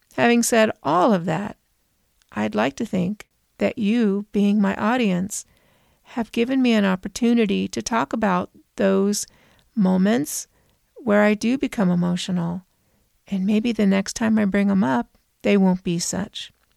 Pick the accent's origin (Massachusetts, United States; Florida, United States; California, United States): California, United States; Southern; I'm from Southern California